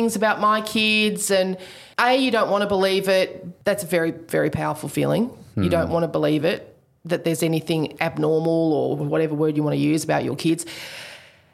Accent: Queensland, Australia; I'm a Queenslander

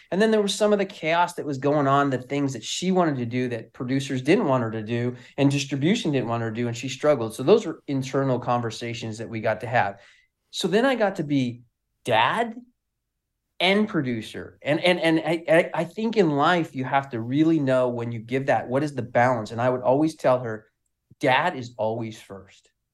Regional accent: Southern California, United States; I'm from California, Southern Cal

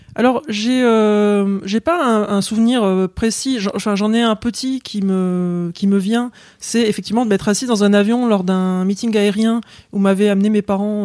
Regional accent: England, United Kingdom; moved away; je suis né en Angleterre. En fait, je suis anglaise d'origine. J'ai la double nationalité. Euh, papa anglais, maman française.

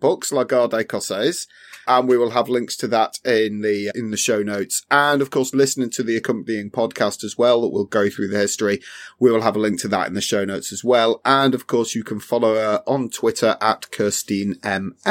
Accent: England, United Kingdom; being English

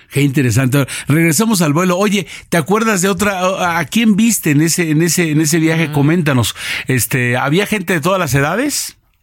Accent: Mexico; Yo soy el mexicano de los raros que me como un taco

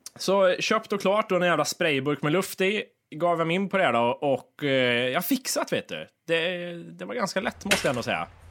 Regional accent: Kristinehamn, Värmland, Sweden; Kristinehamn, det är liksom där vi växte upp med de här kända alkisarna som var

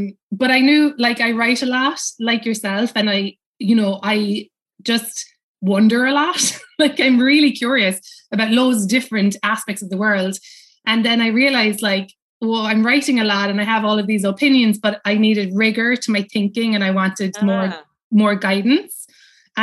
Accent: Cobh, Munster, Ireland; moved away as an adult; now in New York, United States; I grew up in Cove, you know, and which is where everybody, you know, famously left from

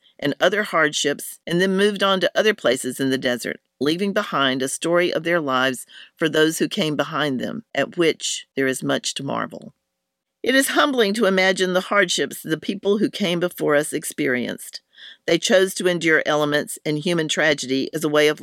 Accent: Hillsborough, North Carolina, United States; I grew up in Hillsboro, North Carolina, a town that is incredibly proud of its historical past

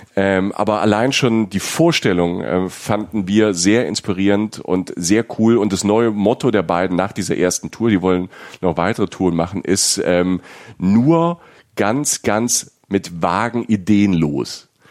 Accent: Rhineland-Palatinate, Germany; ich komme also ich komme aus der Pfalz. Bei uns auf dem Dorf

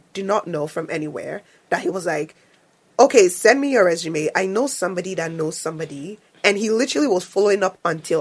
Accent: Nigeria; now in Canada; I'm not the Canadian. I'm not a black Canadian. I am a Nigerian.

